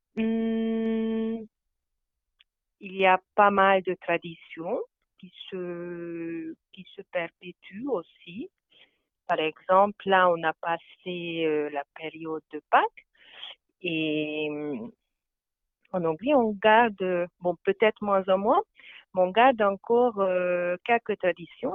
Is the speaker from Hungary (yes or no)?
yes; Veszprém, Veszprém County, Hungary; French is a second language; moved away; je viens de la Hongrie et plus exactement de Veszprém, qui est une ville au nord du lac Balaton.